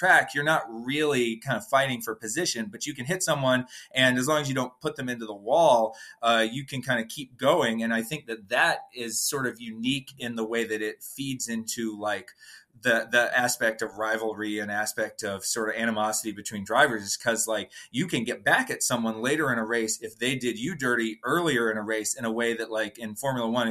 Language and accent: English; Atlanta, Georgia, United States; I'm from Atlanta and grew up watching the races and following the sport as a child